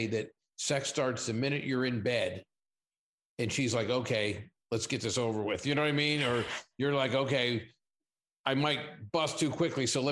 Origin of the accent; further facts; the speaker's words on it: Pittsburgh, Pennsylvania, United States; also born or lived in Southern California; now in Las Vegas, United States; I'm originally from Pittsburgh